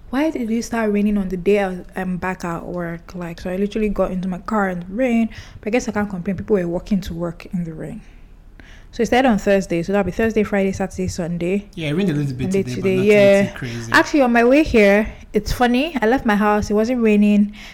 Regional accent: Kogi, Nigeria; But, but I know this because I'm from Kogi State, and yeah.

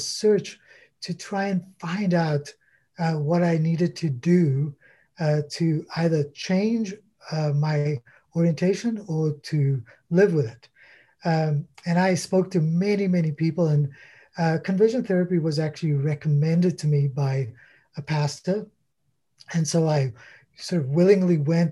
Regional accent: South Africa; now in Canada; I grew up in South Africa

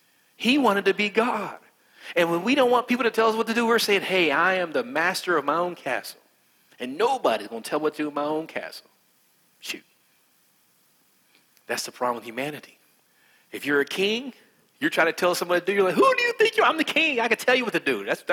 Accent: West Virginia, United States; accent: West Virginia; I'm from West Virginia. Because I'm from West Virginia, I'm country, and I have an accent like this. And this is my normal accent.

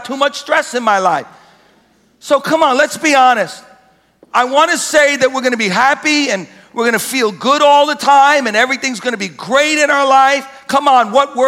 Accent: United States; we're American Christians

